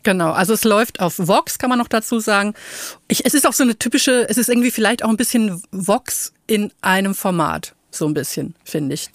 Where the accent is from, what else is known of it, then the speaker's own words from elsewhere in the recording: Franconia, Bavaria, Germany; accent: Franconian; moved away; ich komme ja aus Franken